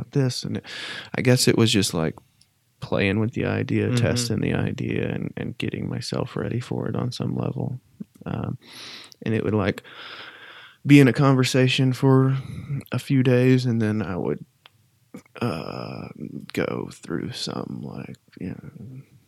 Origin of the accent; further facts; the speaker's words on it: Knoxville, Tennessee, United States; I was from Knoxville